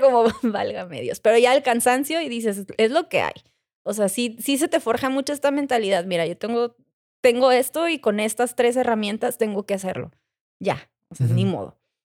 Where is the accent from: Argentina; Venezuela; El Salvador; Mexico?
Mexico; mi inglés mexicano